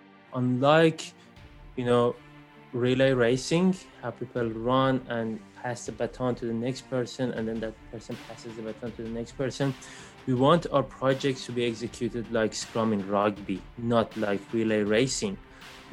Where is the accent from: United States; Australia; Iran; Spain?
Iran; moved away; So I am originally from Iran. I was born in Iran and grew up in Iran.